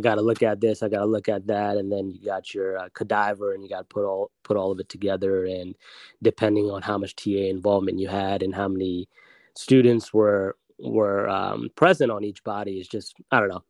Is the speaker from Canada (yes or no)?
no; Silver Spring, Maryland, United States; also born or lived in Germantown, Maryland / Baltimore, Maryland; born and raised in Maryland. Um, oh, been local. here, yeah, local man. Actually, born at Holy Cross Hospital here in Silver Spring, Maryland